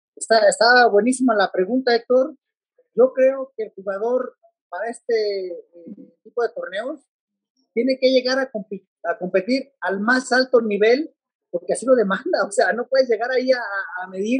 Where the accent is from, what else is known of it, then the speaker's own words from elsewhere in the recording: Mexico; como buenos mexicanos